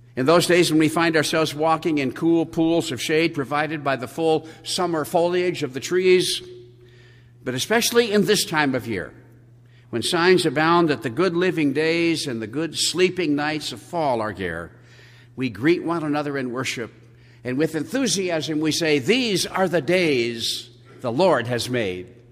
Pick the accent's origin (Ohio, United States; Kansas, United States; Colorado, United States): Colorado, United States; also born or lived in San Diego; I left my native Colorado in the summer